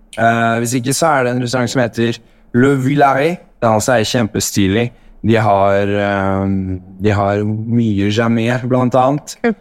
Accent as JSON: {"language": "Norwegian", "country": "Norway", "moved": "yes", "lives_now": "Paris, France", "said": "som nordmann"}